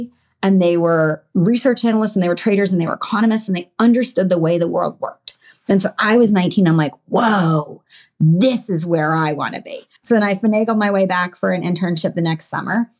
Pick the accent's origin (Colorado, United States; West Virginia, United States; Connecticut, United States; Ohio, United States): Connecticut, United States; I grew up in Connecticut in a suburb of New York City